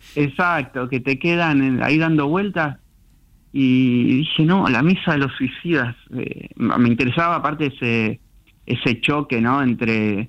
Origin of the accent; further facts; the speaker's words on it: Lanús, Buenos Aires Province, Argentina; Soy, nací en Lanús. Sí. Este, mm, soy del conurbano, zona sur del conurbano. Viví en distintos lugares, zona sur del conurbano.